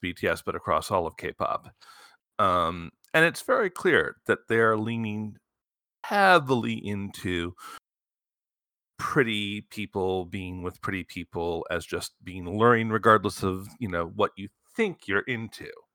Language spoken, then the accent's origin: English; Michigan, United States; I grew up in Michigan. Motown's in my blood